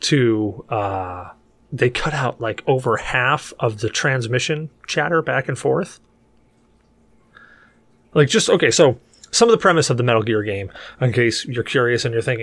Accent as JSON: {"language": "English", "country": "United States", "said": "I'm an American"}